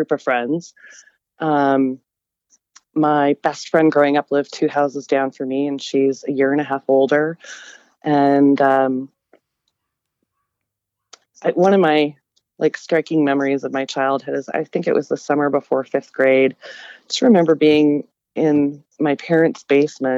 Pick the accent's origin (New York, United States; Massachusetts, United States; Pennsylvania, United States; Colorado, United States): Colorado, United States; Denver; I grew up in Denver